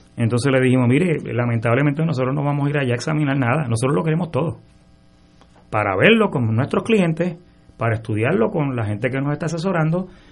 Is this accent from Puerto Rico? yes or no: yes; San Juan, Puerto Rico; yo me crié en University Garden, mi papá y mi mamá compraron allí en el 62